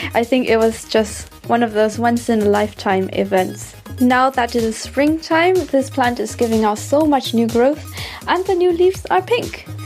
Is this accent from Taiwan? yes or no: yes; Taiwan; now in Stuttgart, Germany; I come from Taiwan and I currently live in Stuttgart, Germany.